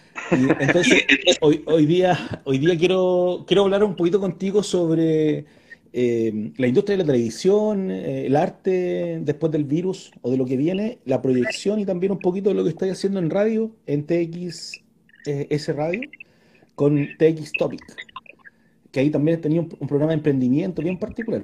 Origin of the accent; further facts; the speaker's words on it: Puente Alto, Santiago Metropolitan Region, Chile; yo soy de Puente Alto, conozco la Melina, conozco Bajo de Mena.